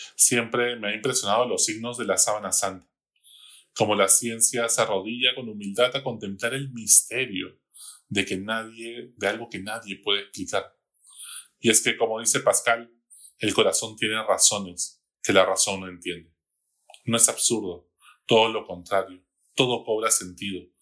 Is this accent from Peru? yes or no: yes; Peru; como peruanos